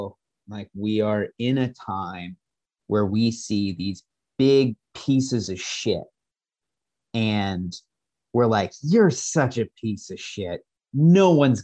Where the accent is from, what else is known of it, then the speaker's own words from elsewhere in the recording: San Diego, California, United States; I grew up in San Diego, but my whole family's from Massachusetts, New England area